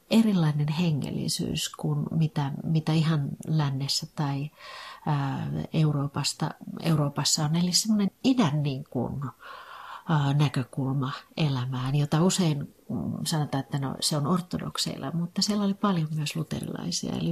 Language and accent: Finnish; Rääkkylä, North Karelia, Finland; born there; also born or lived in Sysmä; now in Helsinki, Finland; Tosiaan mä oon syntynyt Rääkkylässä – ja, ja tota, mun isä on ruskealasta, eli rajan, rajan tuolta puolen.